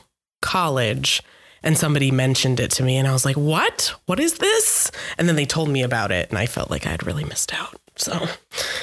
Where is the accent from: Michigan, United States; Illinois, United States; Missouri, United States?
Michigan, United States; Manchester; moved away as an adult; also born or lived in Brazil; now in Omaha, United States; I was actually born in Brazil, but I moved to Michigan as a young child. And I was raised actually in northern and southern Michigan, kind of split my time between the two. So I am from Manchester, Michigan